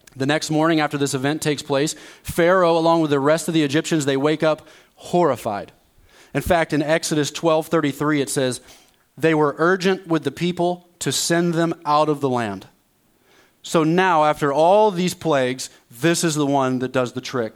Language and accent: English; East Coast, United States; also born or lived in Dallas, Texas; now in Quad Cities, United States; I'm from the East Coast